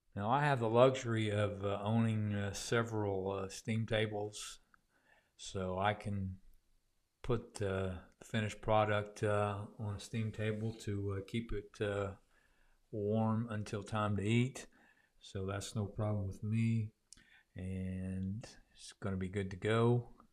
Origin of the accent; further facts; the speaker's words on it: Southwest Oklahoma, United States; where I grew up in Southwest